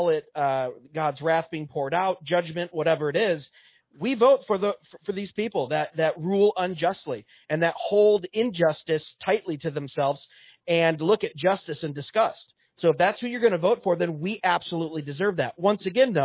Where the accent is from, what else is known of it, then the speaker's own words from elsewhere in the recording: Monroe County, Michigan, United States; I'm from Monroe County